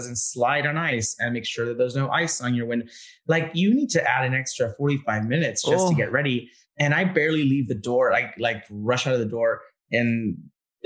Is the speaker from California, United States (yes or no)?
yes; Southern California, United States; I grew up in SoCal